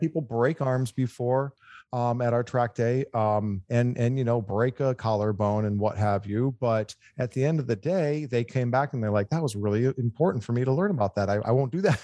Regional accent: Michigan, United States; moved away as an adult; now in California, United States; I'm a Michigan boy, but I've been in California for 25 years.

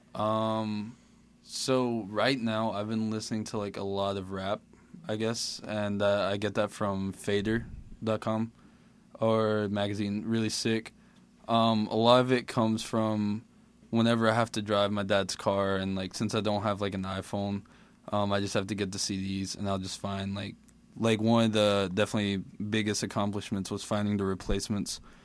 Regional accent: Mississippi, United States; also born or lived in Caracas, Venezuela; I was born in Caracas, Venezuela, and then after about a year and a half, I moved to Mississippi with my dad and my mom. Um, just lived with my grandma for a while. Um, so yeah, raised in Mississippi

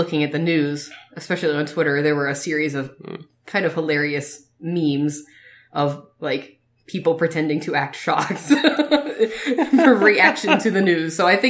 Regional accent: United States; We are the American couple.

